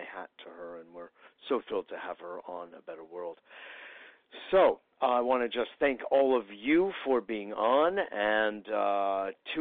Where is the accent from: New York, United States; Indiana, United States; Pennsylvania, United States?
New York, United States; I know you don't have to be from New York, but, you know, it just happens that I am